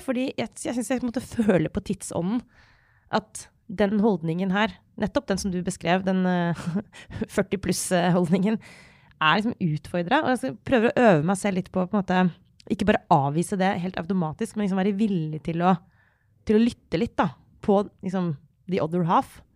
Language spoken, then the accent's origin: Norwegian; Norway; jeg har vokst opp i Norge på 90-tallet og 2000-tallet